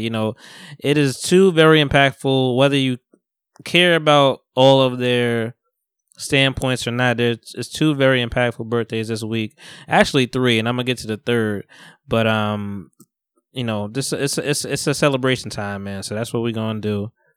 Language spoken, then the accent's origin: English; Bogota, New Jersey, United States; moved away; I'm from Bogota originally, you know, North Jersey